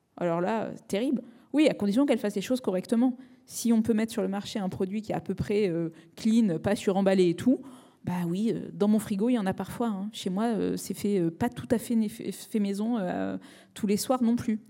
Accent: Marseille, Provence-Alpes-Côte d'Azur, France; Je suis méditerranéenne, je suis née à Marseille

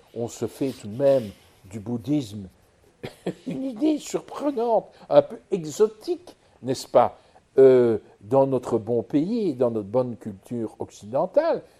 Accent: Charleroi, Wallonia, Belgium; je viens du pays de Charleroi où j'étais gosse

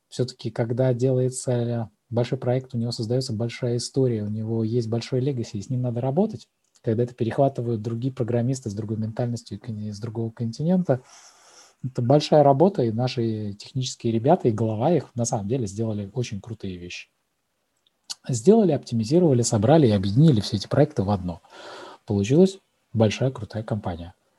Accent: Kaliningrad, Kaliningrad Oblast, Russia; а я из Калининграда

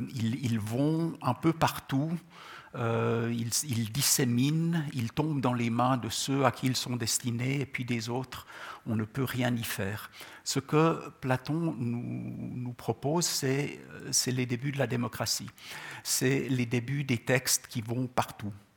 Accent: Gabès, Gabès Governorate, Tunisia; born or raised there; first language Czech; French is a second language; moved away; also born or lived in Czechoslovakia

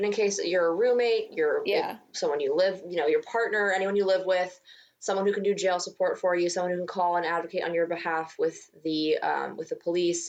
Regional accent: Cheyenne, Wyoming, United States; now in New York, United States; I'm from Cheyenne, Wyoming. I spent my summers in Nebraska. I know that area well.

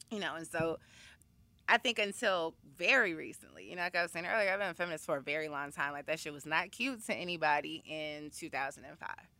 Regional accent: Chicago, Illinois, United States; moved away as an adult; also born or lived in Washington, D.C.; now in New York City, United States; I am originally from Chicago, Illinois. Uh, I went to Wendy Young High School

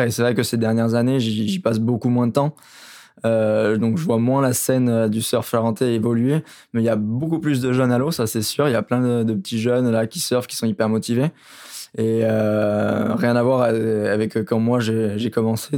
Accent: Royan, Nouvelle-Aquitaine, France; chez nous à Royan, on avait à l'époque, mon époque, on n'était pas beaucoup de jeunes

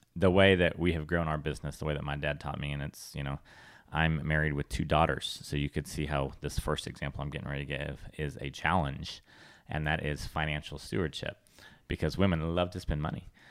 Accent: California, United States; growing up in California

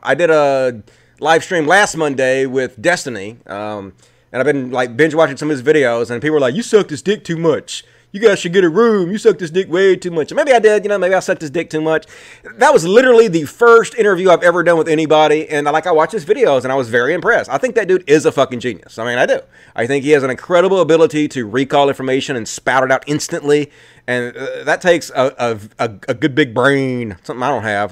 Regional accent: Mississippi, United States; I grew up in Mississippi, I was the fucking leader of my youth group

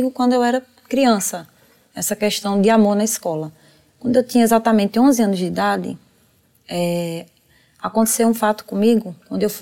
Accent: Bahia, Brazil; now in São Paulo, Brazil; eu vim da Bahia para aqui para São Paulo, né?

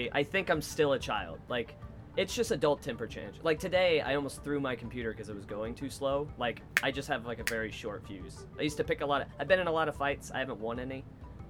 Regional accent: Wichita, Kansas, United States; now in Chicago, United States; as a seventh grader growing up in Wichita, Kansas.

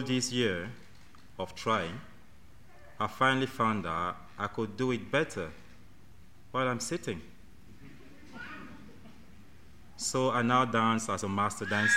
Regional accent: Cameroon; now in United Kingdom; I'm from Cameroon

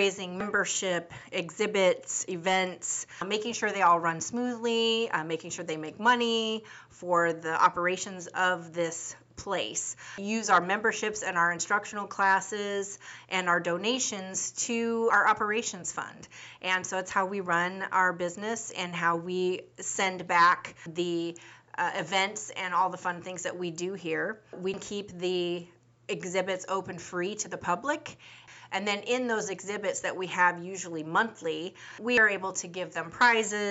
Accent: Seattle, Washington, United States; I was born and raised in Seattle, Washington, and in the surrounding areas of the Puget Sound

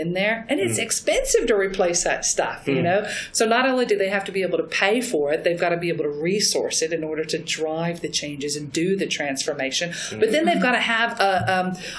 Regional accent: Texas, United States; I am from Texas

